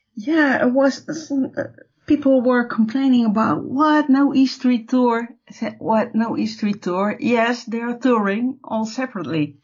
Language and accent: English; Netherlands; I'm from the Netherlands